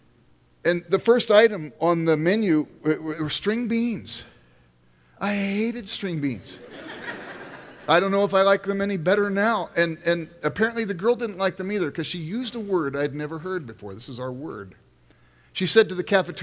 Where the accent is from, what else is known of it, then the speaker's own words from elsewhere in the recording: Los Angeles, California, United States; now in Midwest, United States; I grew up in South Central Los Angeles